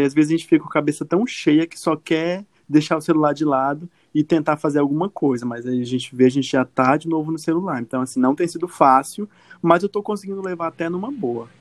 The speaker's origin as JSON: {"language": "Portuguese", "region": "Acre", "country": "Brazil", "said": "sou acreano, sou um jornalista acreano"}